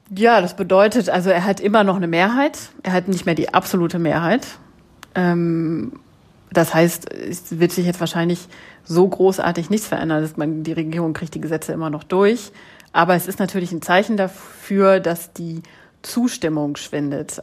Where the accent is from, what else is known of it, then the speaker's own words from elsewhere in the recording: Germany; moved away as an adult; now in Lyon, France; Also ich bin ja Deutsche, die in Frankreich äh, wohnt